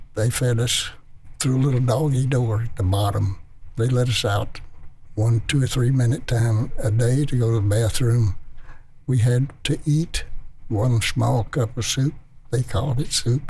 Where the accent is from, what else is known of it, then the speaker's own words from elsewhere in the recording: Memphis, Tennessee, United States; I was from Memphis